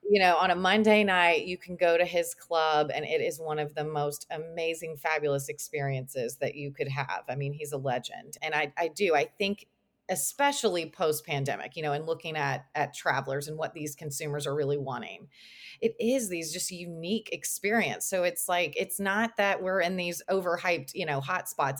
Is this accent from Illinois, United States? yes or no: no; Lexington, Kentucky, United States; also born or lived in Georgia; I went to Georgia, but I'm from Lexington